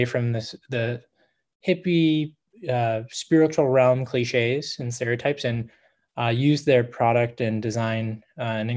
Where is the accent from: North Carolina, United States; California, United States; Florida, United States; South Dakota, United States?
California, United States; Laguna Beach; I'm from Southern California, a beach town called Laguna Beach.